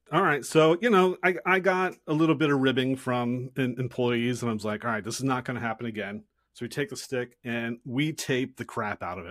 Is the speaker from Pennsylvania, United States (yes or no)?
yes; Philadelphia, Pennsylvania, United States; moved away; I grew up in Philadelphia